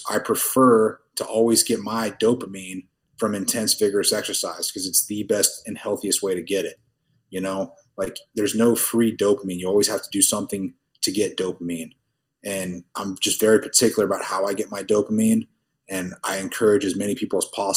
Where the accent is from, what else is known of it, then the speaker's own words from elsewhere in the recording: Tulsa, Oklahoma, United States; now in Dubai, United Arab Emirates; I'm from Tulsa, Oklahoma, originally